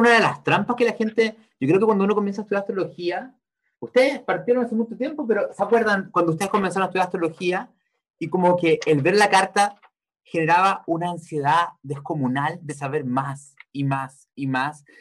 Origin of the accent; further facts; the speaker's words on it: Chile; Yo nací en el año 82, básicamente yo me tocó vivir cuando era chico crisis en Chile, con lo de la dictadura, el retorno a la democracia